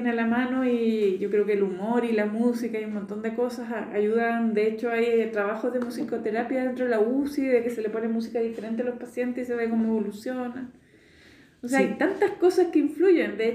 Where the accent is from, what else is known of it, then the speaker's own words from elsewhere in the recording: Spain; accent: Spanish; yo me eduqué en España, yo venía con acento español, hablaba como española y, y me relacionaba como los españoles te tutean en España